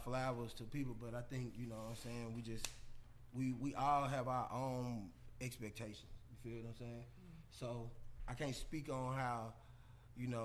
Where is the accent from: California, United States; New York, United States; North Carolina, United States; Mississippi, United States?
Mississippi, United States; Jackson; now in Atlanta, United States; I come from Jackson, Mississippi